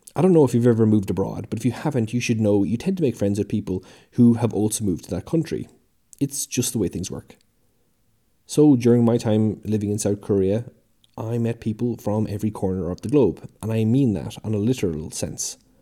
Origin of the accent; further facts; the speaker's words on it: Ireland; now in United Kingdom; I live in the U K, but I'm from the Republic of Ireland.